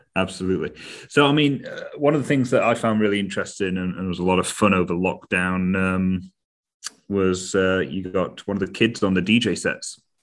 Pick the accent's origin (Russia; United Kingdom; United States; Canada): United Kingdom; As Brit, as Brits, we are much more reserved and cautious